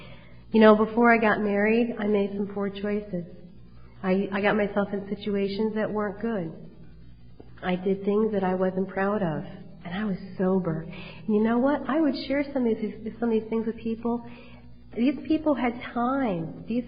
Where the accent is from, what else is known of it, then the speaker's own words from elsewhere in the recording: Cheshire, Connecticut, United States; now in Wallingford, United States; I have to tell you that I grew up in Cheshire, and right before I was getting married, I moved to Wallingford, Connecticut.